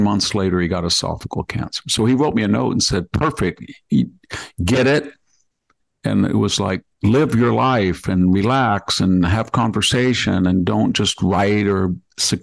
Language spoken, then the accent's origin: English; Selma, California, United States; born or raised there